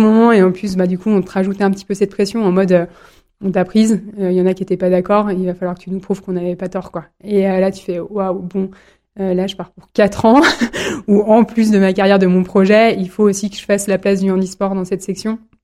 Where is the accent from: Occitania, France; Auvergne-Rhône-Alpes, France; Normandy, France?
Auvergne-Rhône-Alpes, France; Villard-sur-Doron; also born or lived in Chambéry; J'habite dans le Beaufortin, j'y ai toujours grandi. Je suis née à Chambéry, de deux parents savoyards et agriculteurs